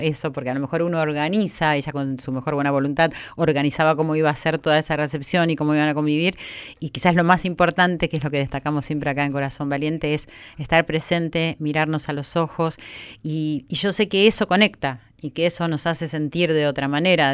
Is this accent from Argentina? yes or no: yes; Argentina; como argentina